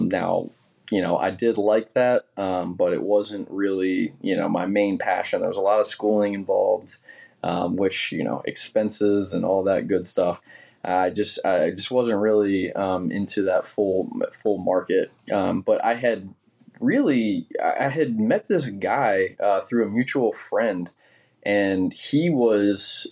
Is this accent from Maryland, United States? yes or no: yes; Williamsport, Maryland, United States; moved away as an adult; also born or lived in New York; I'm first-generation Marylander, first-generation Williamsport, but then born and bred in Williamsport